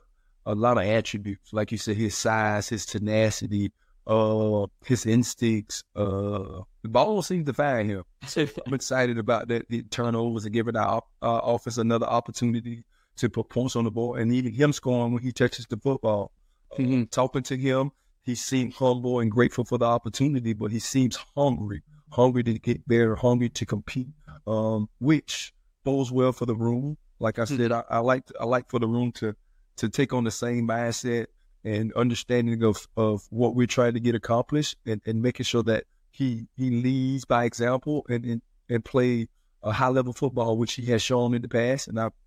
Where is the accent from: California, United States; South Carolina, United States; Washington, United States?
South Carolina, United States; Well, South Carolina. I'm from South Carolina, so I'm living in South Carolina. That's my home base.